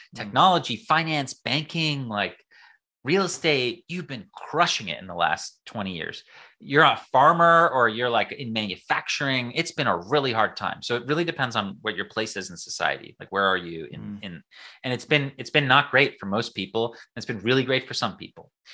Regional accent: United States; I'm an American

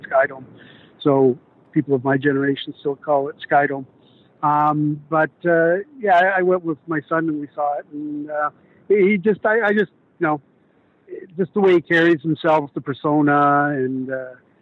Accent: Whitby, Ontario, Canada; Where I'm from Whitby, and that's the next community over

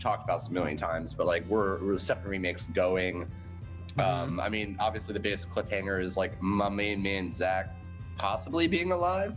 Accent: Puerto Rico; I'm Puerto Rican

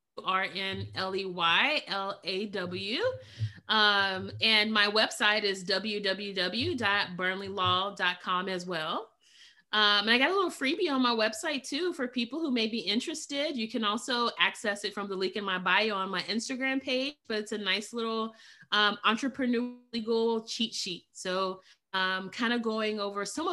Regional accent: Alabama, United States; now in Florida, United States; I'm originally from Alabama. I live in Florida now.

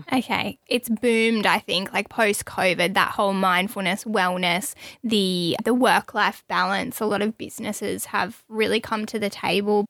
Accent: Australia; growing up in Australia

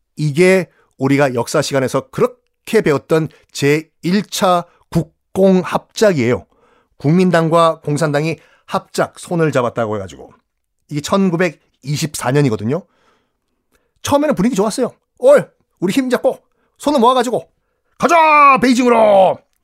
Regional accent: Busan, South Korea; 전 고향이 부산이고

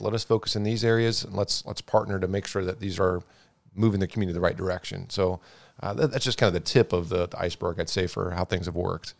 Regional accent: Marysville, Ohio, United States; also born or lived in Chicago; now in Bellefontaine, United States; I grew up in Marysville, just down the road from, from Bell Fountain

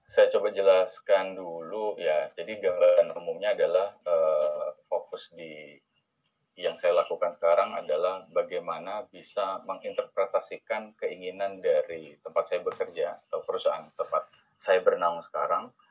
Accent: Jambi, Indonesia; moved away; saya asal dari Jambi

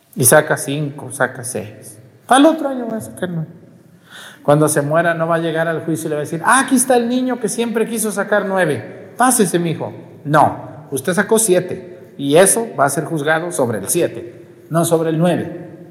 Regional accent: Mexico; Todo mi pueblo hace paletas

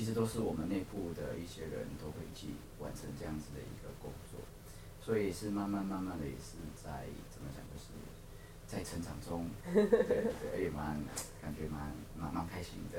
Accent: Baihe, Tainan, Taiwan; moved away as an adult; now in Tokyo, Japan; 可能比较乡村，就是乡下，因为我们在台南的白河，

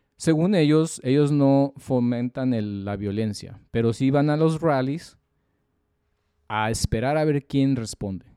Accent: Mexico; los mexicanos somos malos

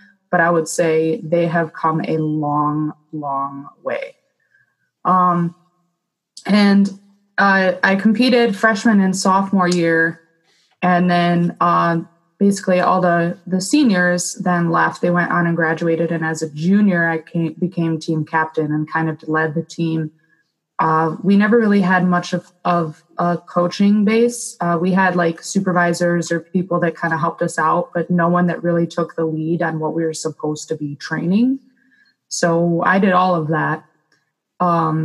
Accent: Lake Orion, Michigan, United States; Lake Orion, my hometown

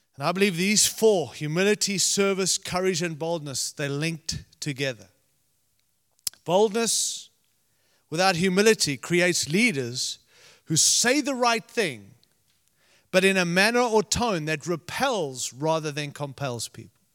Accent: Zimbabwe; moved away; I was born in Rhodesia, which is now Zimbabwe

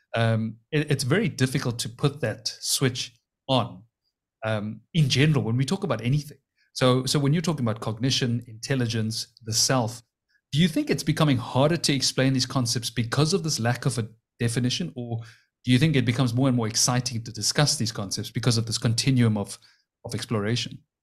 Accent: Cape Town, Western Cape, South Africa; we're both from Cape Town

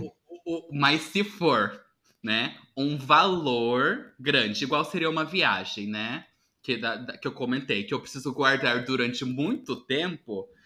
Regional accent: Paraná, Brazil; eu sou do Paraná

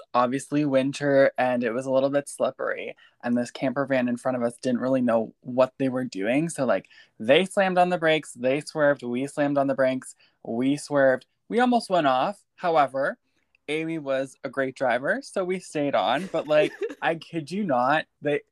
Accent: Ontario, Canada; we're from Ontario

